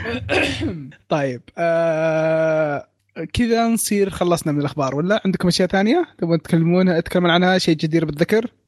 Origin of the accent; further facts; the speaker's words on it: Saudi Arabia; عندنا في السعوديه